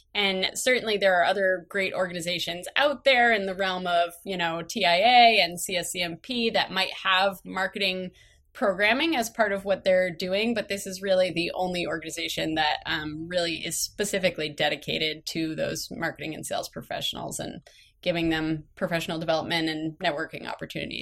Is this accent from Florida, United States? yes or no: no; Massachusetts, United States; I grew up in Massachusetts, tiny little rural town, about two hours outside of Boston